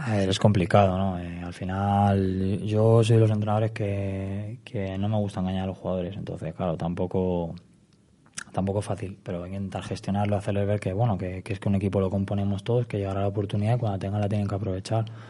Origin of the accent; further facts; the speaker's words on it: Madrid, Community of Madrid, Spain; also born or lived in Salamanca; yo soy de Vallecas, me he criado en Vallecas